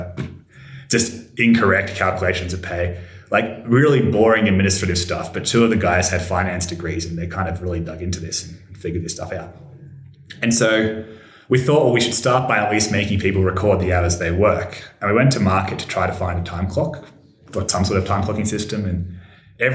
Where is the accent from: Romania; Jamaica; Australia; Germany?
Australia; I'm from Australia